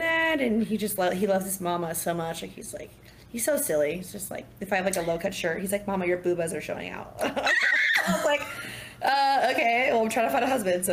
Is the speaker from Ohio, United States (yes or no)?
no; Southern Orange County, California, United States; moved away as an adult; now in Dallas, United States; growing up in Southern Orange County